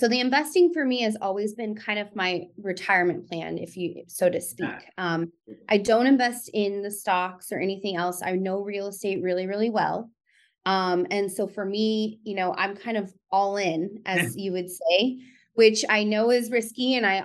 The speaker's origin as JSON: {"language": "English", "town": "Tucson", "region": "Arizona", "country": "United States", "tie": "born or raised there", "also_born_or_lived": "Phoenix", "said": "I'm from Tucson, born and raised"}